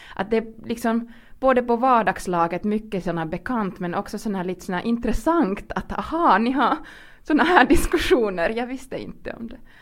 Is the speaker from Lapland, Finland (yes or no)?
no; Kuopio, North Savo, Finland; first language Finnish; Swedish is a second language; moved away; Jag är ursprungligen från Kuopio, östra Finland och var såna, förstås gick i skolan med det som vi väldigt tydligt kallade för tvångssvenskan